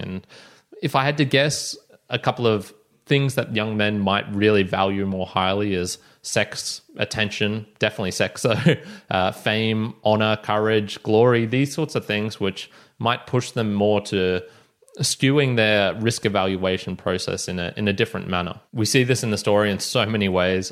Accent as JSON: {"language": "English", "country": "Australia", "said": "me being Australian"}